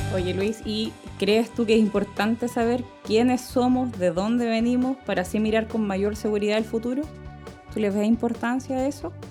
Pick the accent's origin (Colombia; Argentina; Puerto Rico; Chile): Chile; nosotros eh, como chilenos seamos mestizos